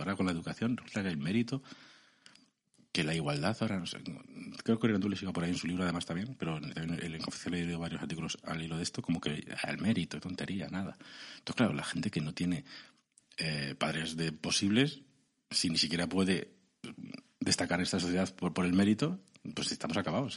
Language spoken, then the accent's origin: Spanish; Segovia, Castile and León, Spain; soy de Segovia castellano